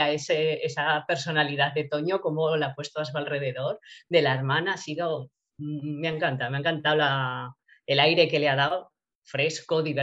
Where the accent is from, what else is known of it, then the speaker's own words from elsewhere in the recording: Borja, Aragon, Spain; haré una presentación también en Borja, en mi pueblo, pues, estuve hablando con, el concejal de cultura